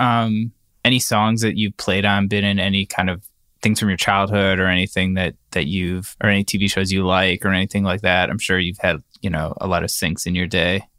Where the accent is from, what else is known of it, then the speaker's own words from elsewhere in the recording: Cleveland, Ohio, United States; When I was growing up in Cleveland